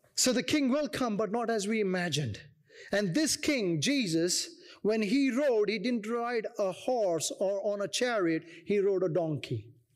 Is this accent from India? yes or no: yes; India; moved away; I come from India